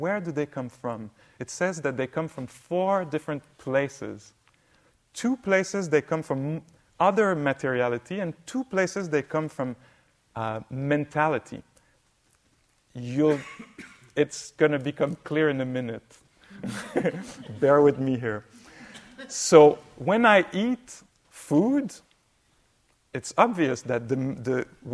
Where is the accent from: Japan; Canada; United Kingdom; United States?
Canada; Quebec; I come from Quebec, north.